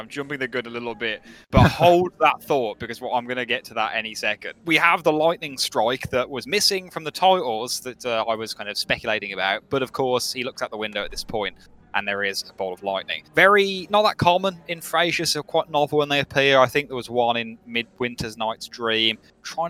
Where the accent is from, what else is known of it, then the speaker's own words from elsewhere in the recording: Birmingham, West Midlands, United Kingdom; accent: Brummie; I love having a Brummie accent